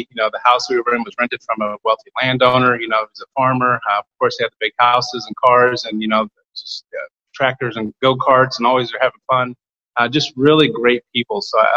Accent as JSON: {"language": "English", "region": "Kansas", "country": "United States", "tie": "born or raised there", "said": "I grew up in Kansas, a little tiny small town just south of Barnard, Kansas."}